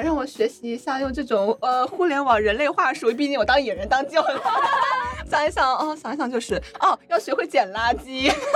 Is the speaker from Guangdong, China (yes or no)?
no; Wuhan, Hubei, China; also born or lived in Chongqing; now in Shanghai, China; 因为我是出生在西部嘛，我出生嗯。在重庆，然后长在武汉，中西部